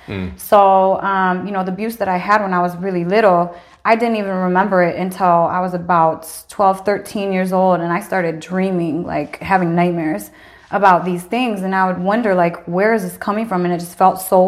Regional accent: Lansing, Michigan, United States; also born or lived in Incheon, South Korea; I grew up in Lansing

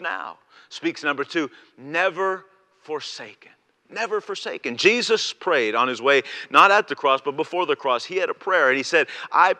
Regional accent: Canada; I am a Canadian

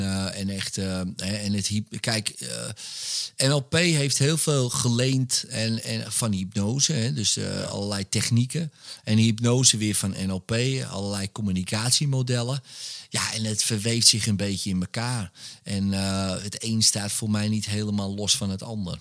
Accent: Wormerveer, North Holland, Netherlands; ik ben opgegroeid in Wormerveer

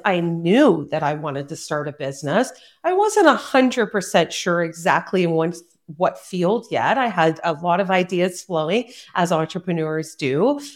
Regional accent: Cobourg, Ontario, Canada; also born or lived in South Korea; my hometown of Coburg, Ontario

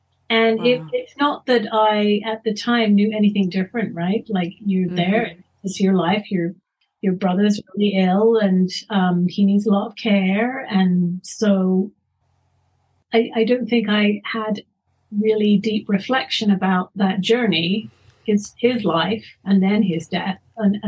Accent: London, United Kingdom; also born or lived in Canada; now in Colorado, United States; I grew up in London, and my mother wanted to be close to her parents

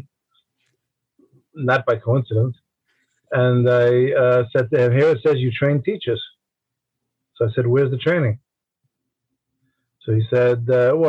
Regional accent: New York City, New York, United States; I grew up in Brooklyn, New York, which of course is part of New York City

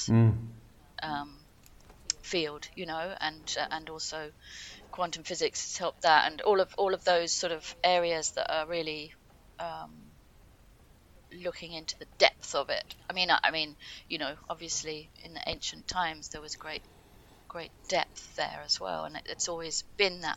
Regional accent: Ibiza, Balearic Islands, Spain; I grew up in Ibiza

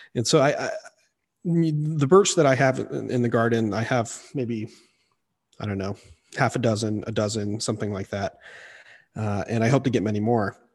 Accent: Missouri, United States; I, I grew up in Missouri, um, in the deciduous woods there

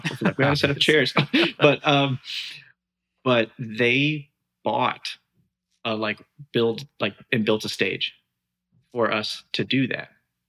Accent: Michigan, United States; born there; I've moved around quite a bit, but right now I'm living in Detroit. And I was oh, that's cool. I was born in Michigan.

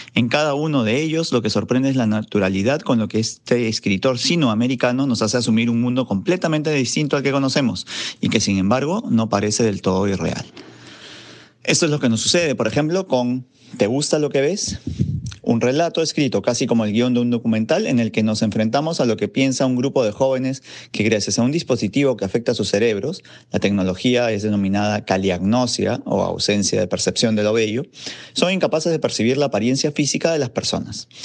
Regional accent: Peru

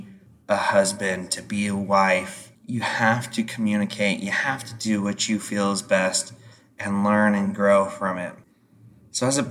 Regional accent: Idaho, United States; growing up in Idaho

